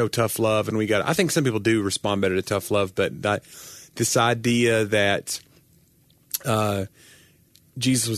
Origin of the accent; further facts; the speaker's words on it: the South, United States; I'm from the South